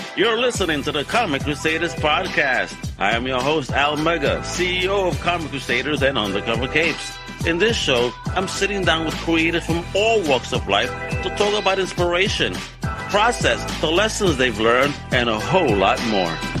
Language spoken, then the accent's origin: English; New York, United States; my hometown, New York